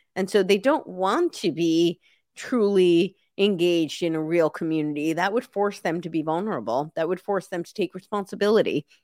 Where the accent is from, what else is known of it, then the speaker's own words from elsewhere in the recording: New York, United States; moved away as an adult; also born or lived in Santa Monica, Los Angeles / the South; I lived in New York City for a long time, and I grew up right outside New York City